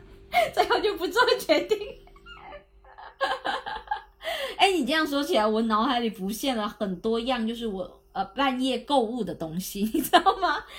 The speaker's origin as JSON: {"language": "Chinese", "region": "Guangdong", "country": "China", "said": "我潮汕人"}